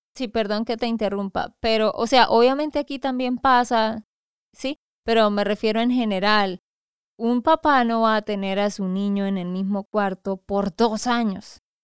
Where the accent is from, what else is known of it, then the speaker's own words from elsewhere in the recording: Santander, Colombia; de Santander, Colombia